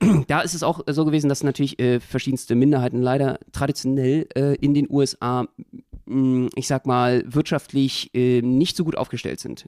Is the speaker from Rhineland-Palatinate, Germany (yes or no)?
no; Berlin, Germany; als Berliner